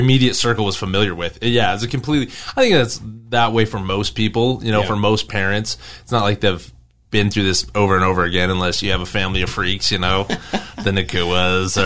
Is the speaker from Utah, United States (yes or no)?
yes; Payson, Utah, United States; I grew up in Payson, Utah.